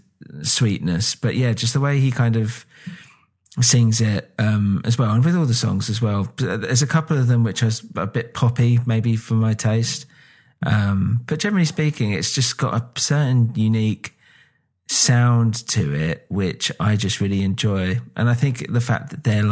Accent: United Kingdom; accent: British; I've obviously got a British accent

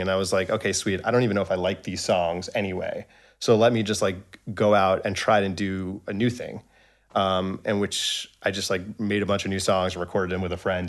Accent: Long Island, New York, United States; I was born in New York City. Um, I guess I moved to Long Island when I was three or four years old

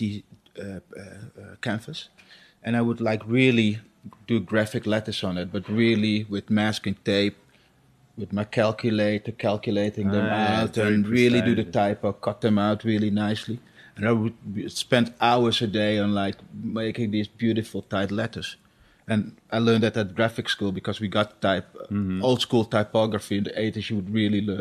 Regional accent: Amsterdam, North Holland, Netherlands; also born or lived in Suriname; I grew up here in Amsterdam. I've been living here since 1975

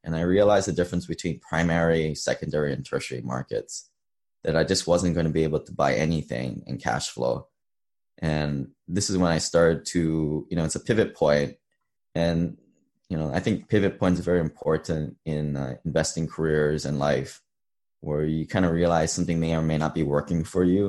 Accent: Hawaii, United States; moved away as an adult; also born or lived in Seattle; I grew up in Hawaii

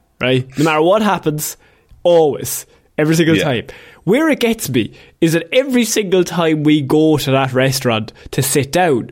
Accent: Ireland; as Irish people

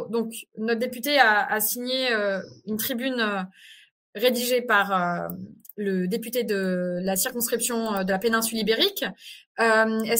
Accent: France; c'est pour ça que ce genre de 49.3 nous impacte directement en tant que Français et Françaises de l'étranger.

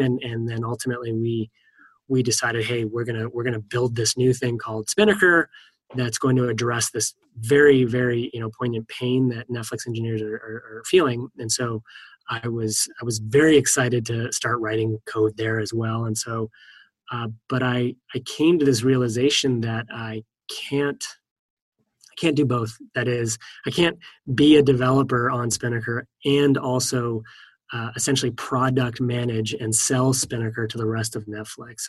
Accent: East Coast, United States; now in California, United States; I live in California, and I'm from the East Coast

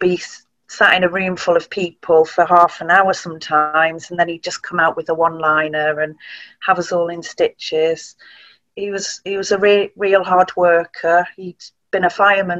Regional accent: Tarporley, North West England, United Kingdom; So we grew up in Cheshire in a village called Tarpley

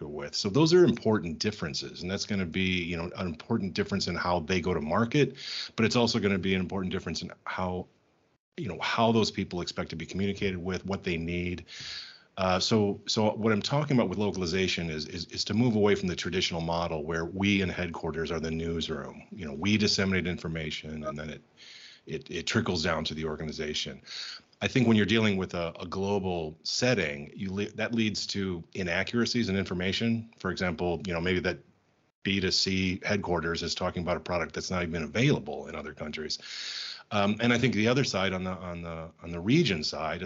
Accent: United States; moved away as an adult; also born or lived in Germany / Belgium / Czech Republic; now in Prague, Czech Republic; I'm American

